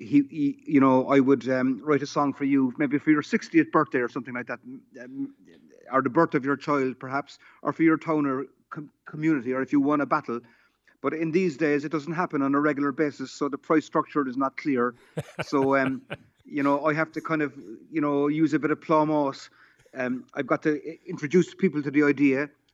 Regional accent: Cork, Munster, Ireland; I'm strictly speaking from Wilton, which merges with Bishopstown, you know. But I went to school in Bishopstown and I played football for Bishopstown

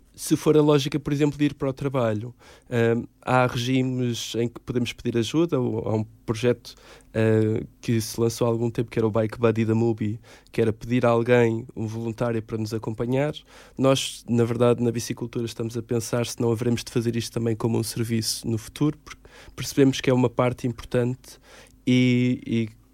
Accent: Caldas da Rainha, Centro, Portugal; now in Lisbon, Portugal; Eu sou de Caldas da Rainha

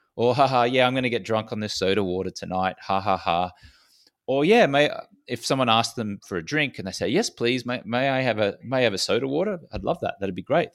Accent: Australia; accent: Australian; I was a socially acceptable drinker growing up in Australia

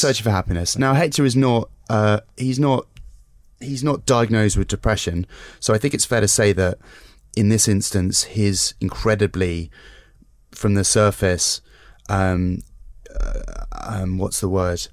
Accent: United Kingdom; as a Brit

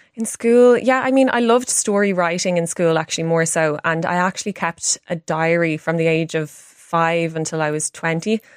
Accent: Ireland; as an Irish woman

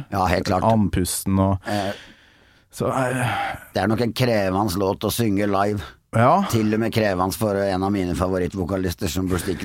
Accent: Kolvereid, Trøndelag, Norway; heimbygda mi, Kolvereid?

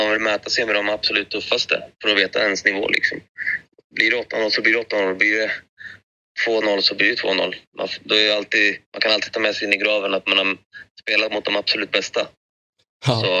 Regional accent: Greece; now in Sweden; Och bara det var en boost för mig med tanke på att jag kom från Grekland också.

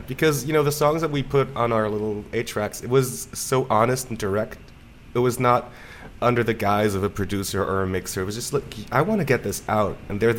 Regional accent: Basel, Basel-Stadt, Switzerland; In Basel.

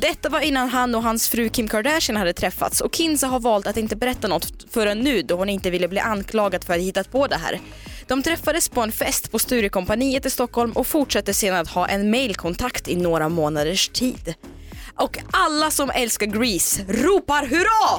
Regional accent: Omsk, Omsk Oblast, Russia; now in Sweden; jag är ju född och uppvuxen i Sibirien, ja. i Omsk, en stad där. Och jag flyttade ju till Sverige för 15 år sedan

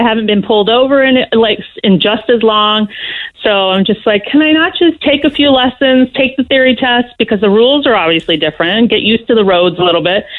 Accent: Florida, United States; moved away as an adult; also born or lived in Orlando, Florida; now in Ireland; I grew up in Florida and we lived in Orlando before we left

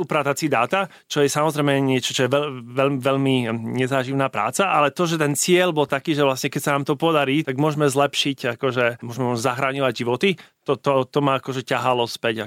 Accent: Košice, Košice Region, Slovakia; moved away as an adult; Pochádzam eh, z Košic. Eh, žil som tam prvých 18 rokov života

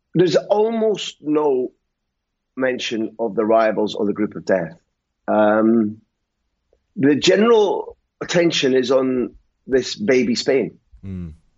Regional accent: Scotland, United Kingdom; I'm Scottish.

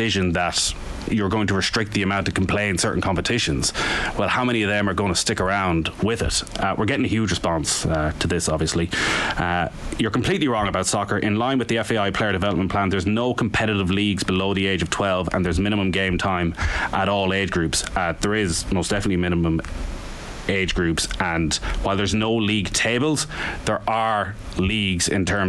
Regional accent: Mayo, Connacht, Ireland; now in Dublin, Ireland; when I would have been growing up in Mayo

